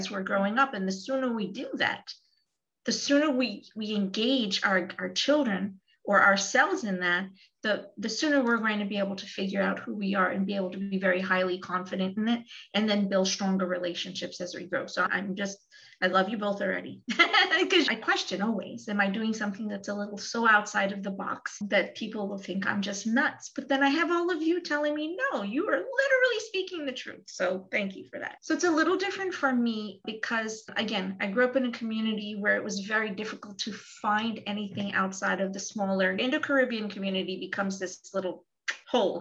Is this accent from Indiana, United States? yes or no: no; New York, United States; I'm from New York